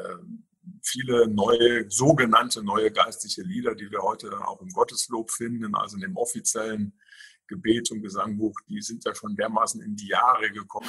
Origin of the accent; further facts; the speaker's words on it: Saarwellingen, Saarland, Germany; also born or lived in near Ingolstadt, Bavaria; now in Steinerskirchen, Germany; ich komme gebürtig aus dem Saarland. Ähm, ich bin in dem schönen Ort Saarwellingen zu Hause. Das ist im Kreis Saarlouis. Also so nach Frankreich hin orientiert so ein bisschen. Also da bin ich aufgewachsen